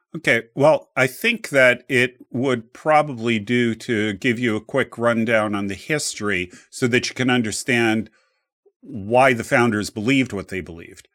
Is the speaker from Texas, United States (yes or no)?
no; New Jersey, United States; I grew up in New Jersey